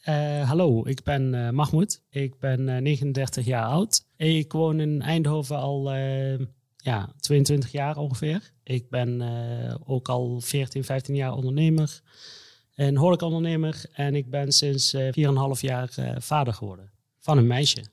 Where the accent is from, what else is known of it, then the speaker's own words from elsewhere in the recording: Egypt; moved away; ik kom uit Egypte. Daar mhm. ben ik ook geboren.